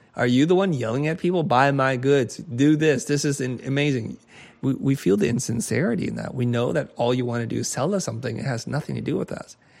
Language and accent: English; United States; I grew up in America in a time in which diversity was not so, so big nor important